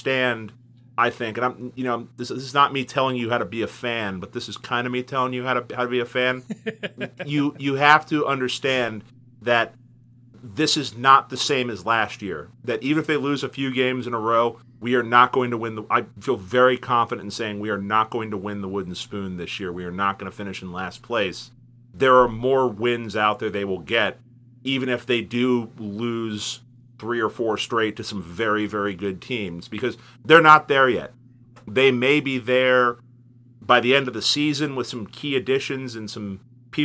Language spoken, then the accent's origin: English; Cincinnati, Ohio, United States; born or raised there